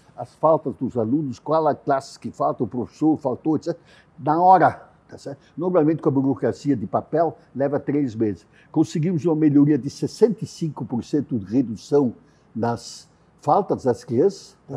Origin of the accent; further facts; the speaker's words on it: Brazil; como brasileiros